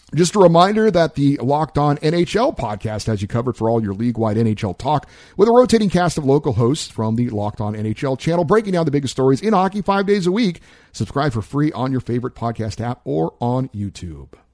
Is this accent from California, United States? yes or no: yes; Central California, United States; now in Los Angeles, United States; I grew up in Central California